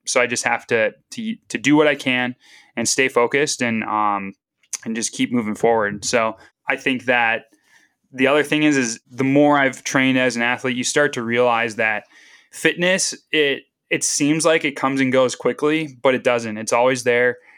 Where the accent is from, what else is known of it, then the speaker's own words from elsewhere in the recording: Northeast Wisconsin, United States; moved away as an adult; also born or lived in Duluth, Minnesota; now in the Dakotas, United States; growing up in Northeast Wisconsin